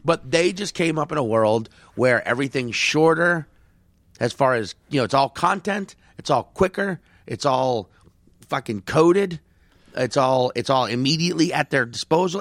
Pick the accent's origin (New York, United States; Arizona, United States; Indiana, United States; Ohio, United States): New York, United States; I'm from New York